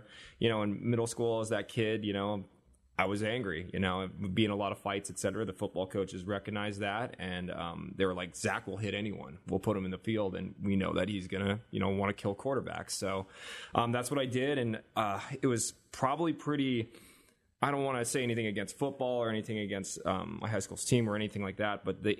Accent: South Korea; So explaining to people that I was like half Japanese, but I'm from Korea and I'm actually Korean, was really confusing to people. So eventually I just started not saying anything about my adoption.

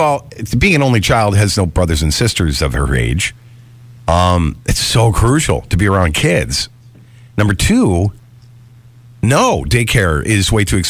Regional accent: Geneseo, New York, United States; I grew up in Geneseo

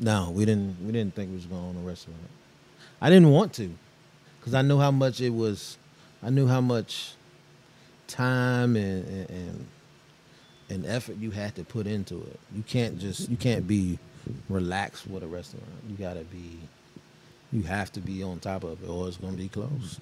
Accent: Richmond, Virginia, United States; also born or lived in Petersburg, Virginia; I'm from Richmond. I went to school in Richmond. Also went to school in Petersburg, too

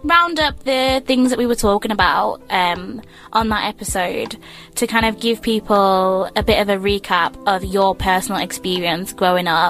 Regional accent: Gippsland, Victoria, Australia; now in Melbourne, Australia; I grew up in Gippsland, so in the countryside.

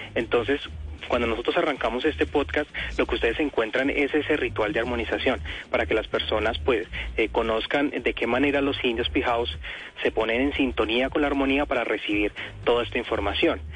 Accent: Colombia; somos los colombianos

